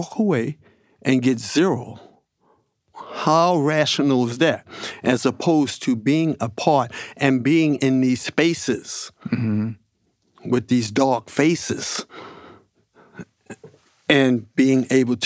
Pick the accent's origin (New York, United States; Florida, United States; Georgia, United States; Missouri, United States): New York, United States; New York City; I grew up swimming in the Harlem River, sewage floating by my face